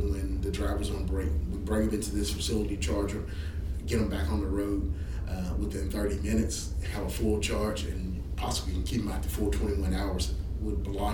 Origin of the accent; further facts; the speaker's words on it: Shreveport, Louisiana, United States; I love Shreveport. I grew up here in Shreveport. Been away, came back home